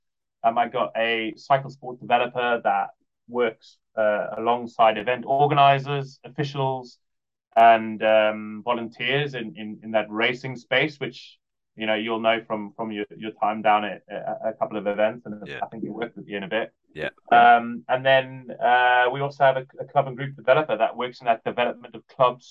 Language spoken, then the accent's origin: English; Cape Town, Western Cape, South Africa; moved away as an adult; now in United Kingdom; I grew up in Cape Town